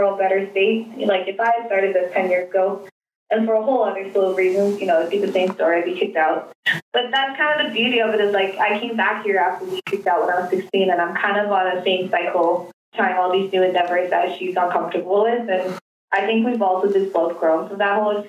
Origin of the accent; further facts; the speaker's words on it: Canada; also born or lived in South Korea / New York; I grew up in Canada since I was 3 years old